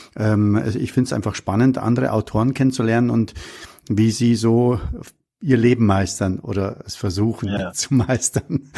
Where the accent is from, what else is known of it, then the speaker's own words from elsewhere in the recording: Munich, Bavaria, Germany; ich bin in München am Hasenbergel aufgewachsen